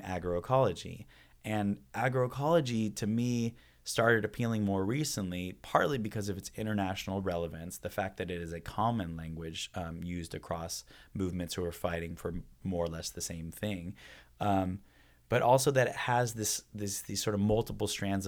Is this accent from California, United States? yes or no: yes; San Francisco, California, United States; also born or lived in The Hague, Netherlands; now in Berkeley, United States; Being born and raised in San Francisco, a pretty politically active family life